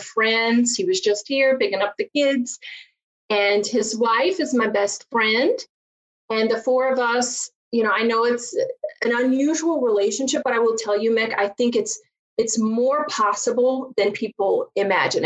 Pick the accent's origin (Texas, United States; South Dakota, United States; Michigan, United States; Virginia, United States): Virginia, United States; accent: southern; now in Chicago, United States; I grew up just a poor country girl from Virginia